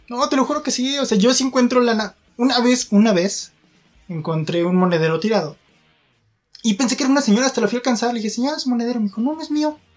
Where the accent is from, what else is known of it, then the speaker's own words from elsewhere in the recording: Mexico; creo que tenemos ese problema como mexicanos, bueno, mi reflexión es esa, ¿no?